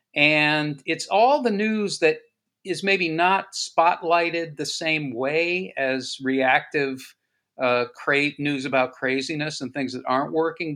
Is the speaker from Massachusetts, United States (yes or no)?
yes; Boston, Massachusetts, United States; I grew up in Boston in the 60s, and our neighborhood actually was redlined um, and in Dorchester, Massachusetts